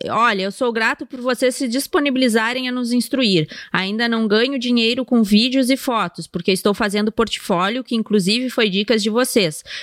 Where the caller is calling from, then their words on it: Ji-Paraná, Rondônia, Brazil; Opa, Rondônia, sou de Rondônia.